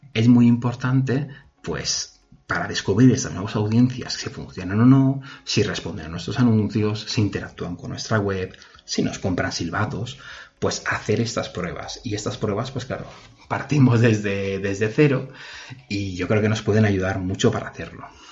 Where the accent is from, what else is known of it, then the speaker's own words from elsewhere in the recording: Mallorca, Balearic Islands, Spain; es de donde soy yo